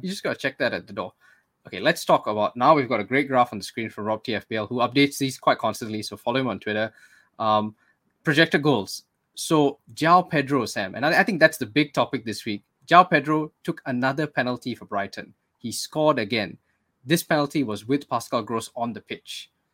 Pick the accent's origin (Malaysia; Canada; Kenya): Malaysia; we're Malaysian, so we're not Singaporean